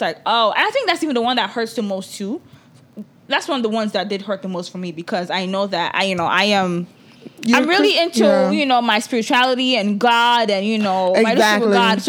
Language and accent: English; Nigeria; Because I am a Nigerian woman.